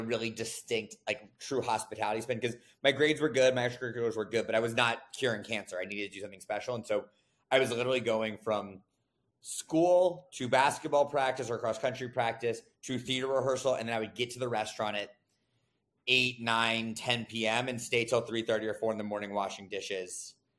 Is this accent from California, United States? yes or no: no; Raleigh, North Carolina, United States; moved away as an adult; I'm from Raleigh